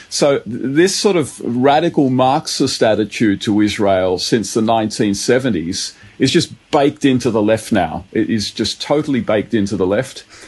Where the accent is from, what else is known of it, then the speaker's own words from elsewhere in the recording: Sydney, New South Wales, Australia; I grew up in Bankstown, uh, very very multicultural area